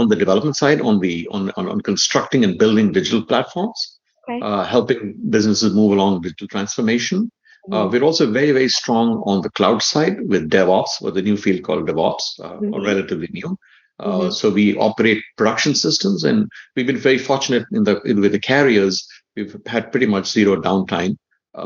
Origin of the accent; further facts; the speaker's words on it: India; moved away; also born or lived in Redmond / Illinois; I grew up in India